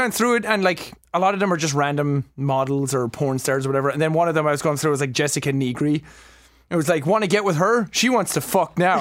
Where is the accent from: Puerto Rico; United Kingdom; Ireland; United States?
Ireland; accent: Irish; I used to put on, like, a voice 'cause I didn't like my Irish accent